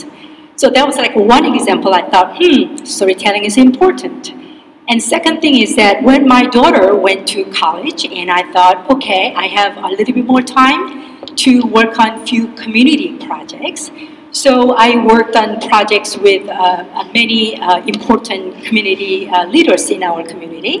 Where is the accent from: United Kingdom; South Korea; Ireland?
South Korea; Seoul; moved away as an adult; now in Tacoma, United States; I grew up in Seoul, Korea, and came here when I was 18.